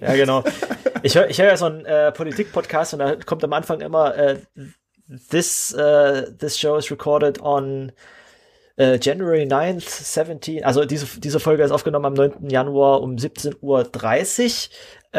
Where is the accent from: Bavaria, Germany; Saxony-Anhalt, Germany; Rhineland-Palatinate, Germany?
Saxony-Anhalt, Germany; in meinem Heimatland hier, in, mitten in Sachsen-Anhalt